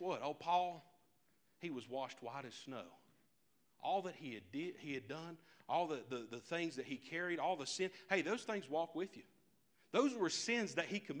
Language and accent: English; United States; I'm an American.